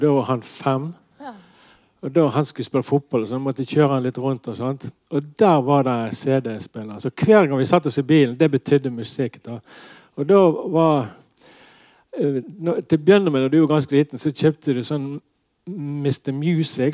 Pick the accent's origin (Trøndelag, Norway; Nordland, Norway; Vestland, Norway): Vestland, Norway; Nordhordland; jeg kom ifra Nordhordland og ikke Sunnhordland